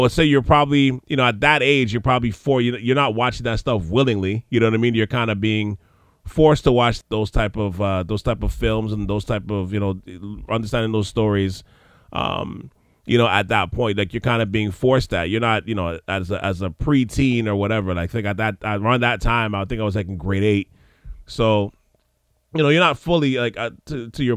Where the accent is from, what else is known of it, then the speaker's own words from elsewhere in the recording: Montreal, Quebec, Canada; coming from Montreal